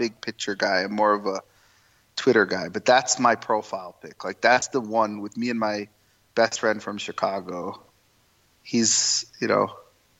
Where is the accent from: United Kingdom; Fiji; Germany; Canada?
Canada; Toronto, Ontario; I'm Indian. My heritage is Indian, but I'm born and raised in Canada.